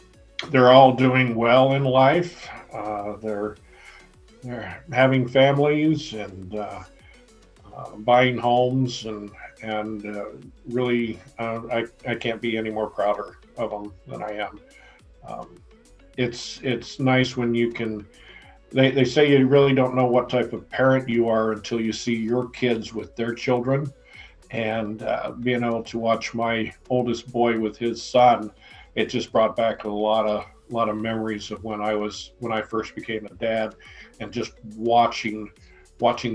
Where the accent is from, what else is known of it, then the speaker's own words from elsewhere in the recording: Utah, United States; also born or lived in Pittsburgh, Pennsylvania; now in Pennsylvania, United States; I'm from a little farm town in Utah